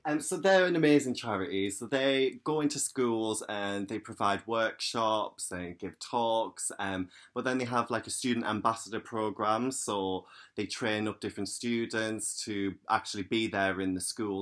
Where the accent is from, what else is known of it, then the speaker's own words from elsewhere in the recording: County Durham, North East England, United Kingdom; I'm from County Durham in the northeast